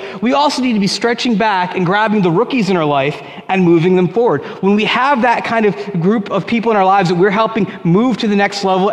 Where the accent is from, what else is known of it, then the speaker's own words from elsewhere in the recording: Union, New Jersey, United States; when I was a kid, 1989, I was 8 years old, and I tried out for Little League in Union, New Jersey